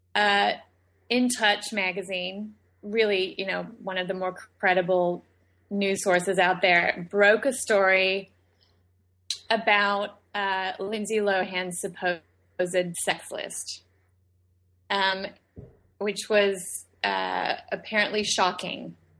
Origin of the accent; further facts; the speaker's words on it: Australia; moved away; I was born and raised in Australia